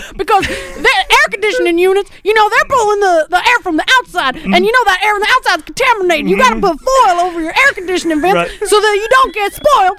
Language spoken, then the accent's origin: English; Charleston, United States; I'm from Charleston, and we were visiting down at the race.